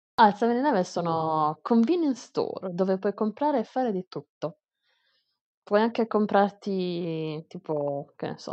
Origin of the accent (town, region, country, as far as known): Italy; moved away as an adult; now in Taiwan